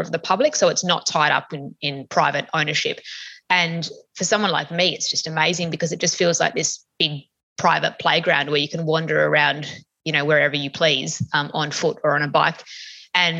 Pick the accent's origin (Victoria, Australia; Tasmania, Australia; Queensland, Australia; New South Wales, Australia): Tasmania, Australia; growing up in Tassie